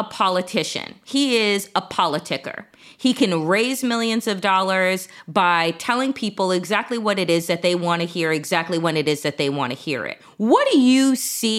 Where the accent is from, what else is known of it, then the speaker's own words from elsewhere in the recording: Suffolk County, Long Island, New York, United States; I am from New York, from Suffolk County, Long Island